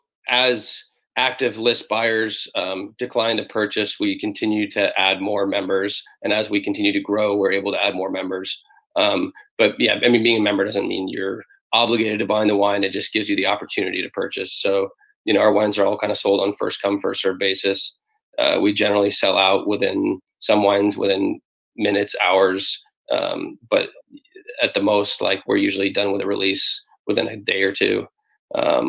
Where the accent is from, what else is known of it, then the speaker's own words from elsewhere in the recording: Sonoma County, Bay Area, California, United States; born and raised in the Bay Area. I grew up here in Sonoma County